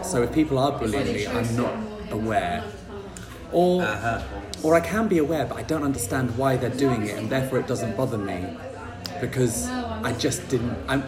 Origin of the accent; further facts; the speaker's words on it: Bristol, South West England, United Kingdom; also born or lived in Plymouth; I was born in Plymouth. Oh, I didn't know that. Yes. You can't tell in my accent, I don't think. I lived there for 7 years, and then I moved to Bristol, and I grew up in Bristol.